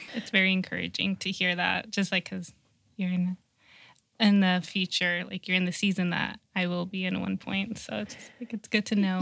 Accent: Rancho Cucamonga, California, United States; I grew up in Rancho Cucamonga

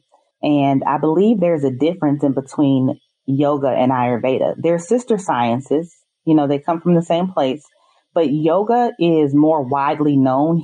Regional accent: St. Louis, Missouri, United States; I'm from St. Louis, Missouri

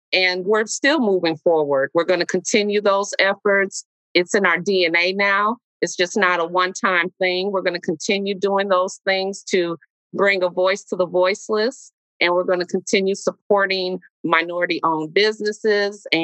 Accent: Milwaukee, Wisconsin, United States; I love this city. I grew up, I was born and raised in Milwaukee

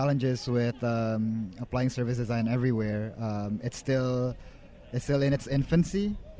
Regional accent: Indonesia; I'm from Indonesia.

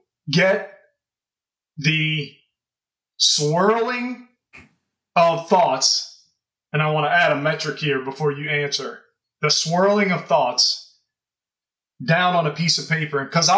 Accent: Louisiana, United States; Well, I grew up in Louisiana, so.

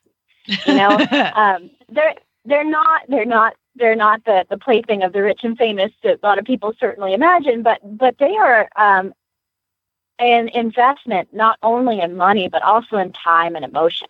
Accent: Lexington, Kentucky, United States; now in Gainesville, United States; I was born in Lexington

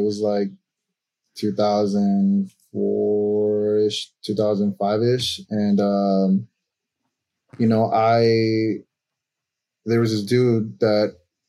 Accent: Chicago, Illinois, United States; also born or lived in El Salvador; Originally born in El Salvador. My mother and I came here during the war, early 90s. There was a civil war back where I'm from. And came here to Chicago, man. And it was I came here at a very young age and yeah, raised here.

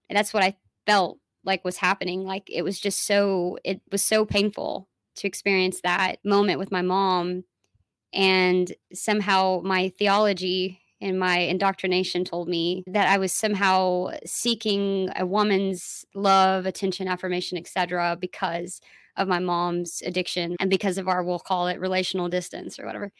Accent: Dallas, Texas, United States; I'm from Dallas

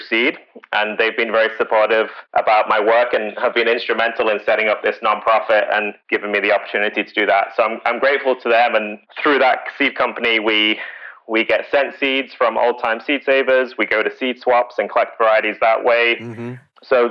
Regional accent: United Kingdom; moved away; I'm British

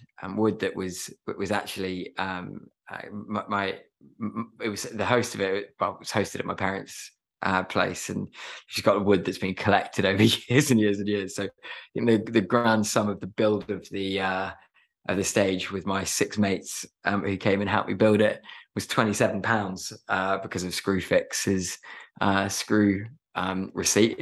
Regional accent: Herefordshire, West Midlands, United Kingdom; I grew up in Herefordshire, and really fortunate to live there

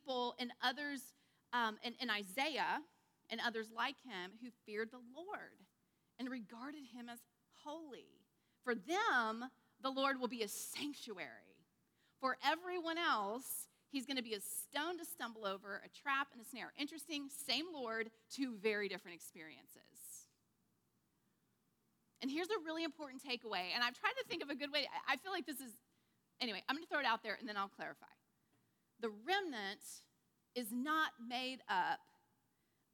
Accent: United States; we as Americans

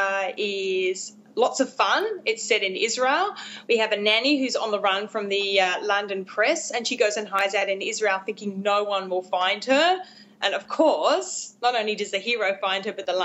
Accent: Australia; I'm an Australian romance author.

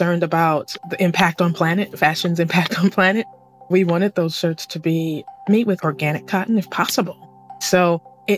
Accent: Sacramento, California, United States; I'm originally from Sacramento, California, but I am speaking to you all today from the Central Coast of California

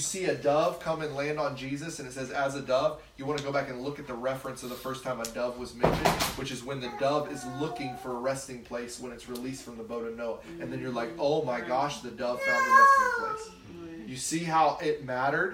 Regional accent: the South, United States; I grew up in the South

